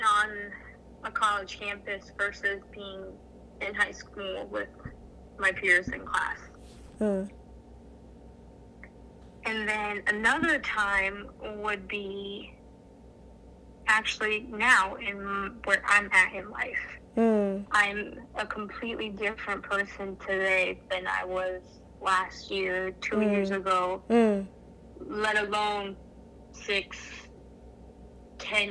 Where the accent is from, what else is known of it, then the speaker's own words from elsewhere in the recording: Fort Lauderdale, Florida, United States; moved away as an adult; now in New Jersey, United States; I was born in Fort Lauderdale, Florida.